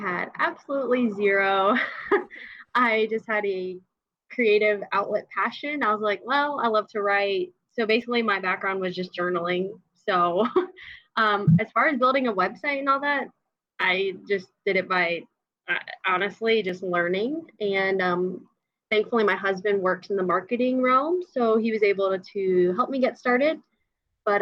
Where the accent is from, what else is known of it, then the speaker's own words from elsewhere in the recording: Georgia, United States; I am from Georgia, and my husband and I live in Sandy Springs, Georgia